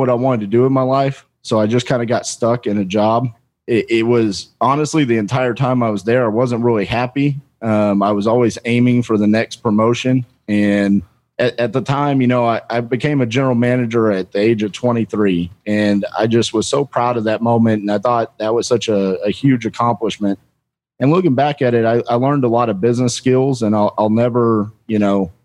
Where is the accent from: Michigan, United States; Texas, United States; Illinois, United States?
Texas, United States; Fort Worth; also born or lived in Denton, Texas; So I'm born and raised in Fort Worth, Texas. Lived here my whole life, minus a couple of years